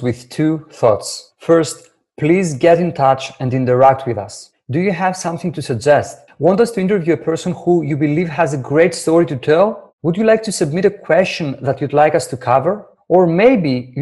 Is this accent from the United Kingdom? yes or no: no; Greece; English is a second language; my English isn't perfect. I was born and raised in Greece